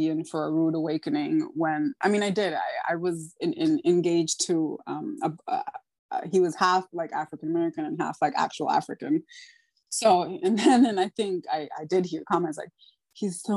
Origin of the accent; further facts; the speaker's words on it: Dominican Republic; being Dominican, it's just like, I'm like, Taino by ancestry, Spanish by force